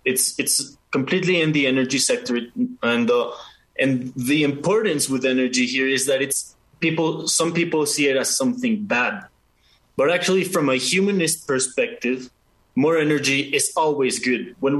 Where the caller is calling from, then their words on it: Mexico City, Mexico; Okay, so I am checking in from Mexico City.